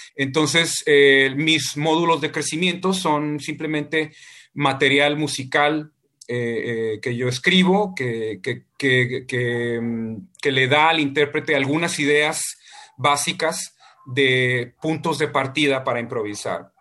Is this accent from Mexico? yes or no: yes; Ensenada, Baja California, Mexico; moved away; para mí Ensenada es mi Ítaca y, cuando yo me fui de Ensenada todas las veces que me he ido de Ensenada